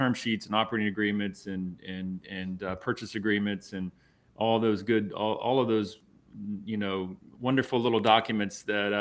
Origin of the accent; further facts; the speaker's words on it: Savannah, Georgia, United States; I was born in Savannah